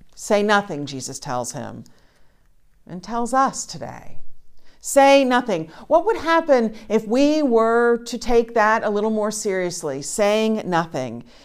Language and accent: English; Charleston, South Carolina, United States; moved away as an adult; also born or lived in West Virginia; I grew up in Charleston, South Carolina, where there are flowers all the time